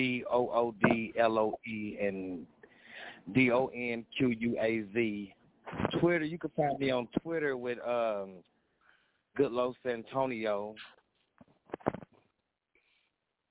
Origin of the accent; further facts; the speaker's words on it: Indianapolis, Indiana, United States; I was born in Indianapolis, Indiana, but my roots is down south